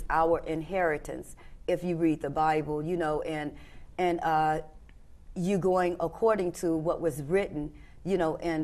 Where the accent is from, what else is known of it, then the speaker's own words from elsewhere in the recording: Memphis, Tennessee, United States; I came from Memphis, Tennessee